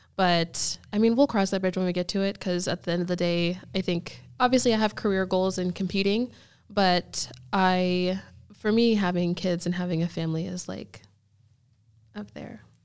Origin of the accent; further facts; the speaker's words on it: Erie, Pennsylvania, United States; also born or lived in Houston, Texas / Naples, Florida; now in Jacksonville, United States; I grew up in Pennsylvania